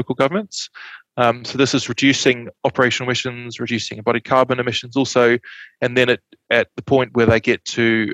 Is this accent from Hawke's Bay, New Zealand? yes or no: no; just outside Christchurch, Canterbury, New Zealand; I grew up in Canterbury, just outside Christchurch, so I'm quite familiar with very cold winters